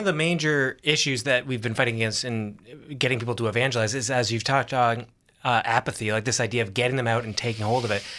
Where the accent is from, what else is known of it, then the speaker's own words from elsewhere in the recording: Toronto, Ontario, Canada; accent: Canadian; I'm from Toronto, Canada